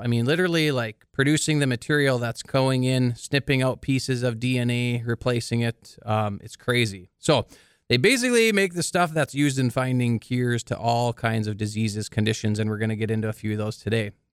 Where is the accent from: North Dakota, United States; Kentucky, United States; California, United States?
North Dakota, United States; Carrington; Michael and I are actually from the same hometown, Carrington, North Dakota.